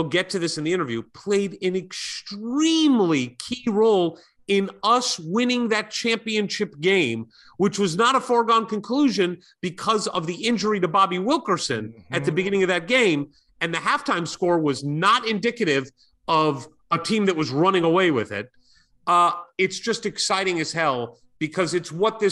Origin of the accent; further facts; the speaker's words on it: St. Louis, Missouri, United States; my hometown of St. Louis, Missouri